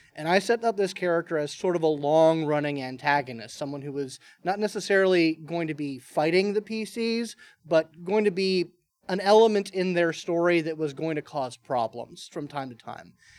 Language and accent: English; Marietta, Georgia, United States; I'm from Marietta, Georgia as well. Been here